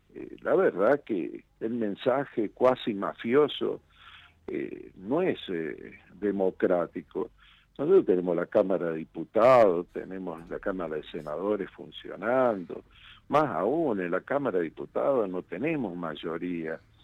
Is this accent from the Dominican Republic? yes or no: no; Argentina; como argentino y ser humano